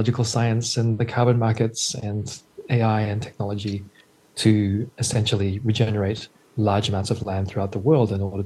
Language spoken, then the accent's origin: English; New Zealand; moved away; also born or lived in New York City; I'm originally from New Zealand, and so nature has always been a big part of my life before I moved to New York City